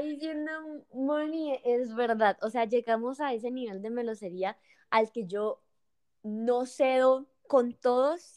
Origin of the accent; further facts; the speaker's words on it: Bucaramanga, Santander, Colombia; also born or lived in Bogotá; Entonces yo soy de Bucaramanga y en ese momento estaba en Bucaramanga